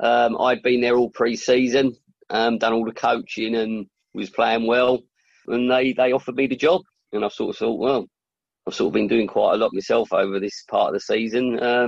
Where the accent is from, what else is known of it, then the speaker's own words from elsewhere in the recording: Bexley, London, United Kingdom; I was born in Bexley